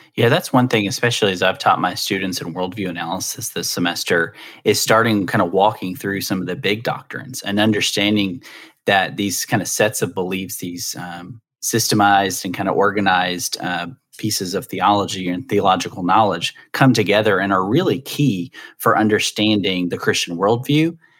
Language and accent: English; the South, United States; I'm from the South, so I always say dresser